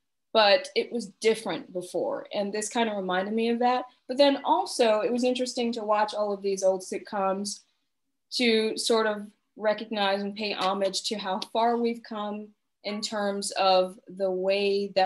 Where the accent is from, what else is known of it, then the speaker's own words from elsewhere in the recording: the South, United States; moved away as an adult; now in Portland, United States; we're both from the South